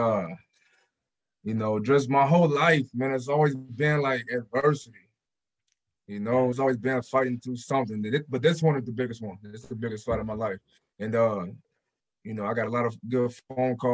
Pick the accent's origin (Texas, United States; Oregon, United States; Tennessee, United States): Oregon, United States; Portland; I came from just Portland, Oregon